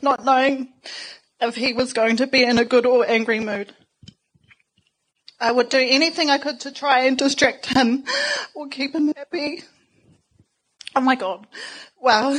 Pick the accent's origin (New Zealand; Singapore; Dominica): New Zealand; Porirua, Wellington; moved away; I grew up in Cannons Creek in a Housing New Zealand state home with my sisters.